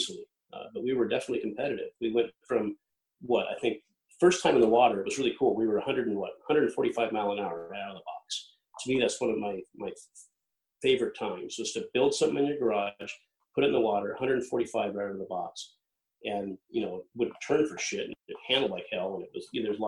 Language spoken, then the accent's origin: English; Lake Washington, United States; growing up on Lake Washington, pulling a boat and rowing a boat around the island